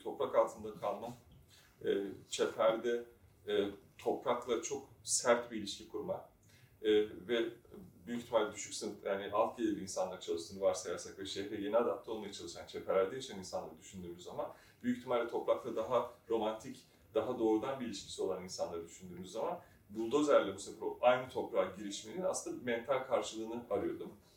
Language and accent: Turkish; Istanbul, Turkey; ben de zaten Erenköy'de büyüdüm.